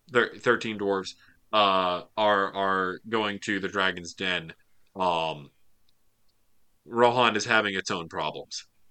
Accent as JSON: {"language": "English", "region": "the South", "country": "United States", "said": "I'm from the South"}